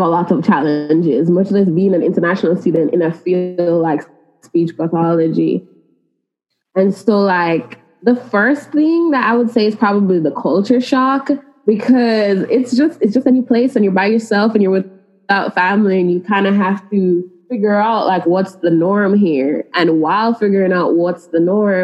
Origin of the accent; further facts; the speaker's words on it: Jamaica; moved away as an adult; now in Monroe, United States; I'm from Jamaica, and we don't have a lot of like different career options.